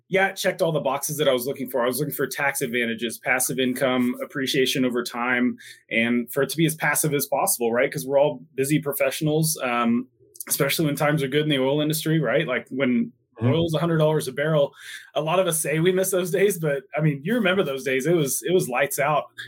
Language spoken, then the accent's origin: English; Plano, Texas, United States; moved away as an adult; also born or lived in Durango, Colorado; now in Denver, United States; I grew up in Plano, Texas, went to Texas A&M